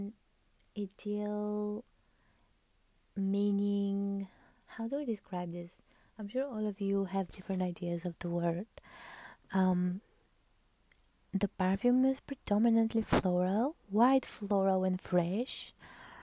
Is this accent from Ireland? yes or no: no; Bulgaria; I'm from Bulgaria